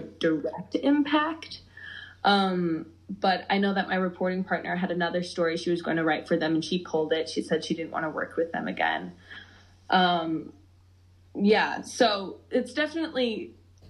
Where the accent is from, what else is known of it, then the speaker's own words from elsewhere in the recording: Madison, Wisconsin, United States; I was born in Wisconsin, grew up in Wisconsin, Madison girl, born and raised.